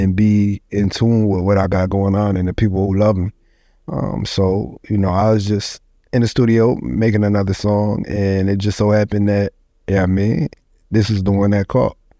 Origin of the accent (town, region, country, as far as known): Syracuse, New York, United States; born or raised there; also born or lived in Ithaca, New York / Goose Creek, South Carolina; now in North Carolina, United States